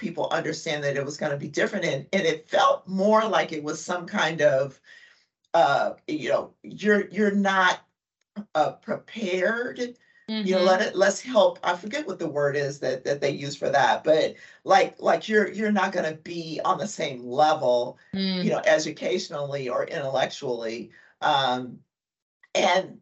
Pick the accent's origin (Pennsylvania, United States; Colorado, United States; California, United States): California, United States; Compton; also born or lived in Oklahoma, United States; I grew up in Compton